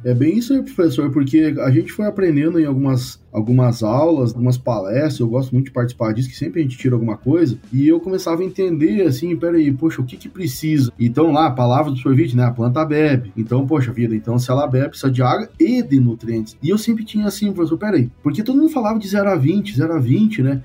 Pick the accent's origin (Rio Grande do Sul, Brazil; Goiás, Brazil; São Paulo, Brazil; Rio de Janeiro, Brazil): Rio Grande do Sul, Brazil; Santo Augusto; Eu sou, eu sou gaúcho, nascido no Noroeste, Rio Grande do Sul, uma cidade que chama Santo Augusto